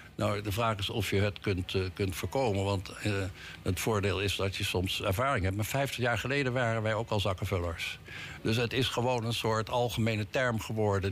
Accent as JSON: {"language": "Dutch", "town": "The Hague", "region": "South Holland", "country": "Netherlands", "tie": "born or raised there", "said": "als geboren Hagenaar"}